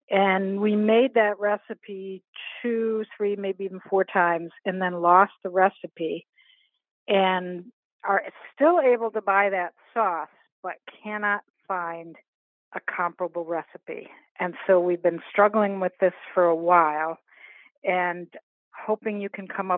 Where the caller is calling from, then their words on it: Jamaica Plain, Massachusetts, United States; Jamaica Plain, Massachusetts.